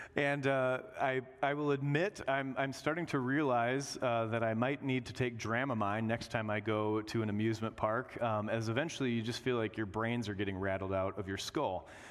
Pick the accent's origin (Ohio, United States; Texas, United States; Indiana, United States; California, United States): Indiana, United States; growing up in Indiana, we always went to Six Flags Great America